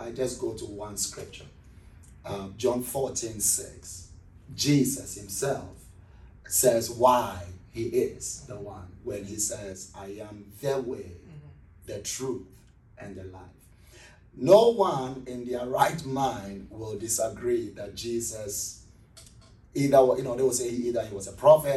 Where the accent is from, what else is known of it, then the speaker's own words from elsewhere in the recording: Accra, Greater Accra, Ghana; moved away as an adult; now in Columbus, United States; I'm originally from Ghana, West Africa, from a city called Accra, which is the capital city of Ghana.